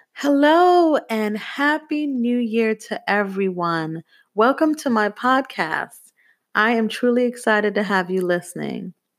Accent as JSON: {"language": "English", "town": "New York City", "region": "New York", "country": "United States", "tie": "born or raised there", "also_born_or_lived": "Jamaica", "said": "Growing up in Brooklyn, New York was very hard"}